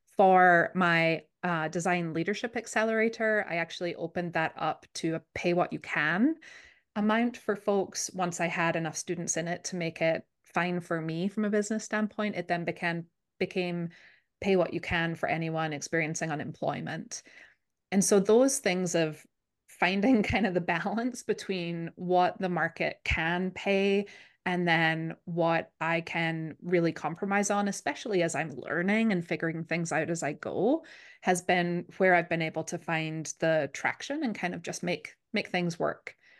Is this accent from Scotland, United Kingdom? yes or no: yes; Scotland, United Kingdom; now in Minnesota, United States; I grew up in Scotland, which is, if you've been wondering where I'm from, that's the accent